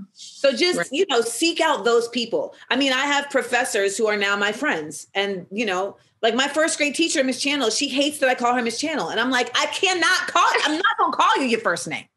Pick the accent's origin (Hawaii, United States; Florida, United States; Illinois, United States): Florida, United States; Orlando; also born or lived in Los Angeles, California; I moved to Orlando for third grade